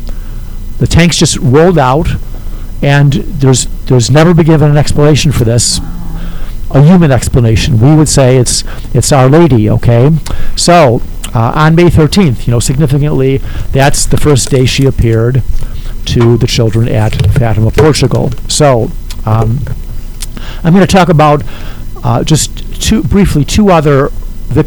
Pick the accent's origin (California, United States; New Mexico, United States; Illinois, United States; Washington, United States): Illinois, United States; Chicago; I grew up in Chicago